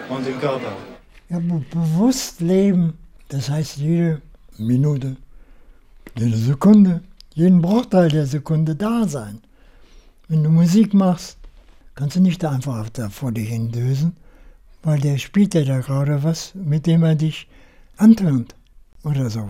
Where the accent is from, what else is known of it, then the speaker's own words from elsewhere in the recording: Göttingen, Lower Saxony, Germany; born there; Mein Geburtsort ist Paradiesweg Nummer 2.